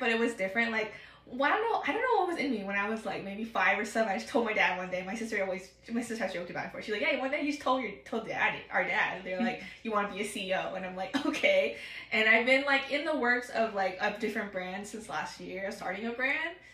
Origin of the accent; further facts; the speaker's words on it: Pacific Northwest, Oregon, United States; also born or lived in Seattle; I'm from the Pacific Northwest. Been grown and raised here my whole life. I've only moved once to Seattle, and then, you know, I had to come back to Oregon